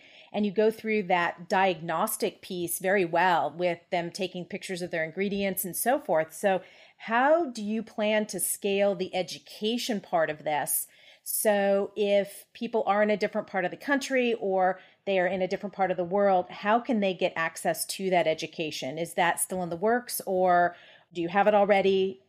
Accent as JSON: {"language": "English", "town": "La Jolla", "region": "California", "country": "United States", "tie": "born or raised there", "said": "Well, you're in my hometown of La Jolla, so I get the opportunity just to pop in just about any time I want to see you ladies."}